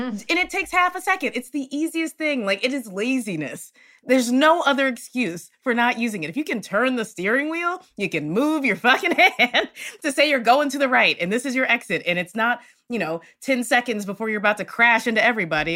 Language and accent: English; the South, United States; now in Los Angeles, United States; I'm from the South